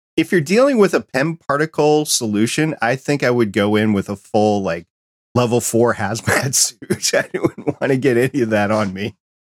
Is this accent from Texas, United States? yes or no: no; New York, United States; I was born in New York